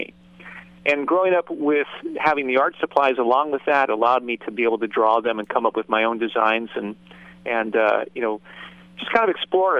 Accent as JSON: {"language": "English", "region": "Southern California", "country": "United States", "tie": "born or raised there", "said": "I grew up here in Southern California"}